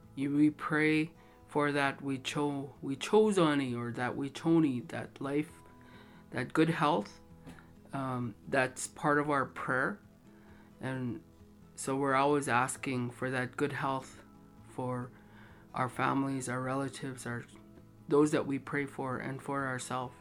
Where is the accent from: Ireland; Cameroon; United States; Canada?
Canada; Standing Buffalo Dakota Nation, Saskatchewan; I come from Tatankanaji, Standing Buffalo.